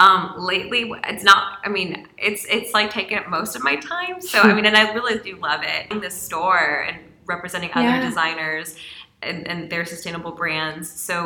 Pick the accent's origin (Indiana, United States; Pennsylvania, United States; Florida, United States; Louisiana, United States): Louisiana, United States; Like, I grew up in Louisiana, so went to school in New Orleans.